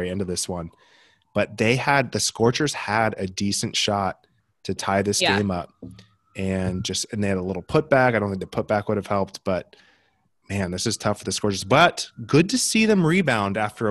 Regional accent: United States; accent: American; my American accent

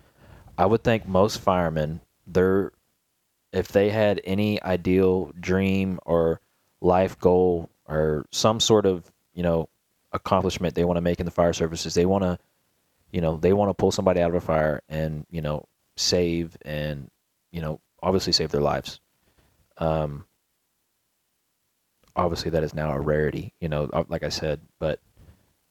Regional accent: Garland, Texas, United States; the street I grew up off of in Garland, or not the street, excuse me, the neighborhood was called the Rose Hill Meadows

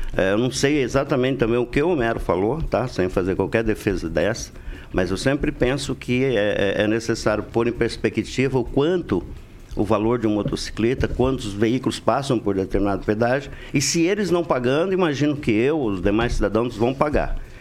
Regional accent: Brazil; crescemos junto lá no Alvorada

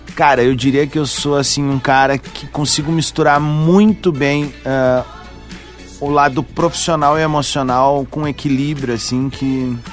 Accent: Viamão, Rio Grande do Sul, Brazil

